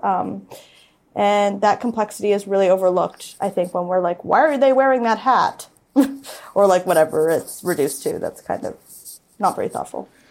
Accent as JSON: {"language": "English", "town": "Toronto", "region": "Ontario", "country": "Canada", "tie": "born or raised there", "said": "I grew up in Toronto in the Jewish parochial system."}